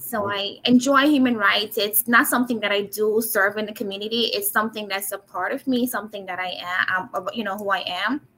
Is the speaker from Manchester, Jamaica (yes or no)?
yes; Manchester, Jamaica; moved away; I was born and raised in Manchester, Jamaica